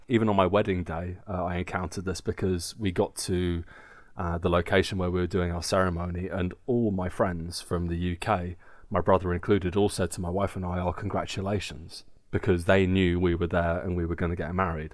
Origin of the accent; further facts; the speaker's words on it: England, United Kingdom; now in Germany; as English people